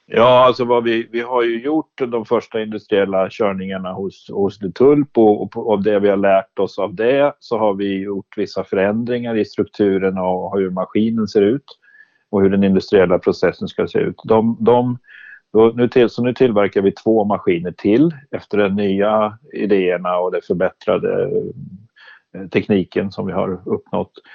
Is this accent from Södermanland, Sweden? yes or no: yes; Sörmland, Södermanland, Sweden; Jag är lantbrukarson från Sörmland